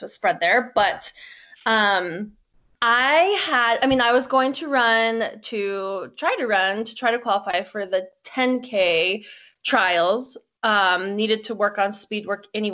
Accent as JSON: {"language": "English", "town": "Boulder", "region": "Colorado", "country": "United States", "said": "I am from Boulder, Colorado"}